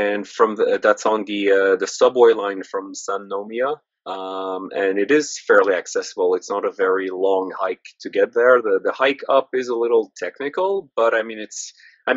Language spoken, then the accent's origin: English; Canada; I'm Canadian, French Canadian at that, so like maple syrup runs through my blood